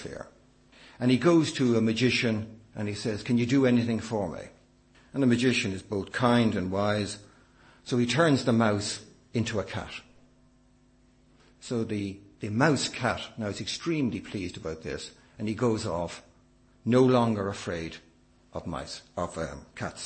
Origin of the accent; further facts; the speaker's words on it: Ireland; as an Irishman